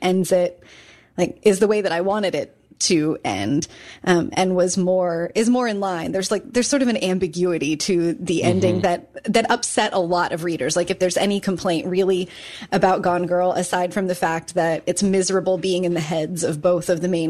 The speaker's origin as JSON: {"language": "English", "region": "Kansas", "country": "United States", "tie": "born or raised there", "also_born_or_lived": "Chicago", "moved": "yes", "lives_now": "Richmond, United States", "said": "growing up in Kansas and then living in Chicago"}